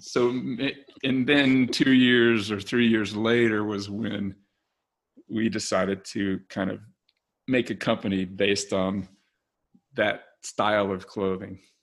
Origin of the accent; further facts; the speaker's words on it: Richmond, Virginia, United States; now in Golden, United States; I was born in Virginia, Richmond, Virginia, and now live in Golden, Colorado